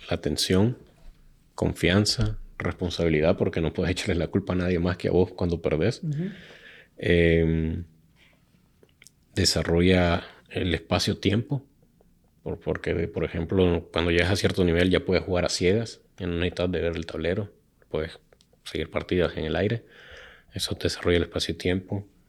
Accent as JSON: {"language": "Spanish", "country": "Nicaragua", "said": "el nicaragüense"}